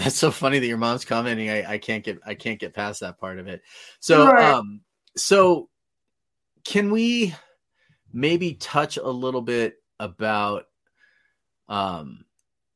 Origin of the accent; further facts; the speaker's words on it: Northern California, United States; I'm from Northern California